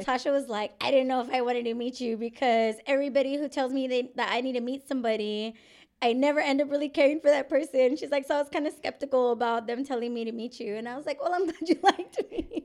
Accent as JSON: {"language": "English", "town": "San Antonio", "region": "Texas", "country": "United States", "tie": "born or raised there", "said": "I am born and raised in San Antonio. I left for a few years, and then I came back"}